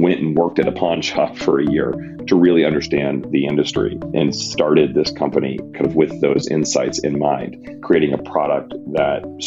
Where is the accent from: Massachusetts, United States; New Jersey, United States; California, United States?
Massachusetts, United States; Randolph; also born or lived in Boston; I was born in Boston, grew up in a town called Randolph, about 15 minutes south of Boston